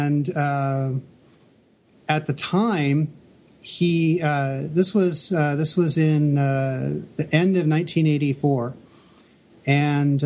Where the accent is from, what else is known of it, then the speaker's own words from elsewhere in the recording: Indianapolis, Indiana, United States; moved away as an adult; also born or lived in Nashville, Tennessee; I'm from Indianapolis originally, and at the time I was going to school in Nashville, Tennessee.